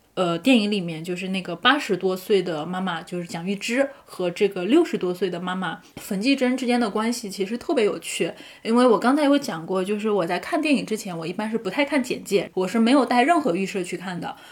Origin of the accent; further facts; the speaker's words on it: Zhejiang, China; 我自己是浙江人